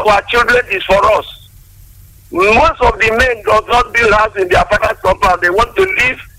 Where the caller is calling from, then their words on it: Nyanya, Nasarawa, Nigeria; I'm calling from Nyanya here.